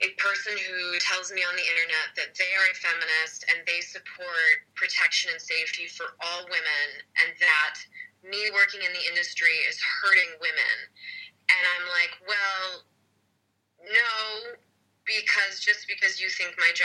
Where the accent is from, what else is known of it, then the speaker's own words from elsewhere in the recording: California, United States; moved away as an adult; my home state where I was born and raised for the first 22 years of my life of California